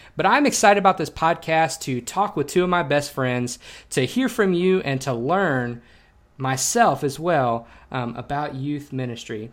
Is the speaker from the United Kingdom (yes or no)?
no; Shreveport, Louisiana, United States; moved away as an adult; also born or lived in Texas; I grew up in Shreveport, Louisiana